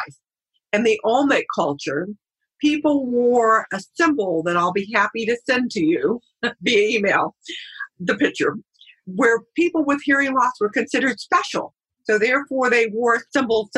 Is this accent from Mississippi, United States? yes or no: no; San Diego, California, United States; also born or lived in Richmond, Virginia; So I moved back to San Diego, my hometown